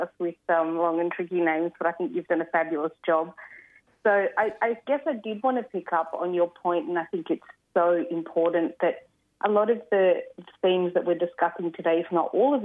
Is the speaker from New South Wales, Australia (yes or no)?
yes; Sydney, New South Wales, Australia; also born or lived in Adelaide, South Australia; I was born and raised on Gadigal land. I lived on Kaurna country, Adelaide, for 10 years